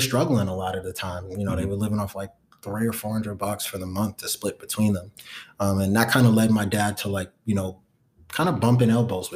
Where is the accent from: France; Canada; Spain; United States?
United States; New York City, New York; where I grew up in Brooklyn was Clinton Hills. I lived on Clinton and Myrtle